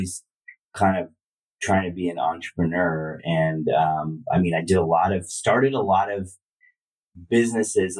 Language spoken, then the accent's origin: English; Bay Area, California, United States; moved away as an adult; also born or lived in New York / India; I grew up here. I was born here